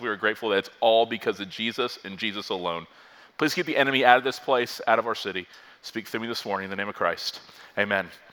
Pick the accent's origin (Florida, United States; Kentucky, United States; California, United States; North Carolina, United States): Florida, United States; also born or lived in Virginia; I grew up in Florida, lifelong Floridian, went to college in Virginia.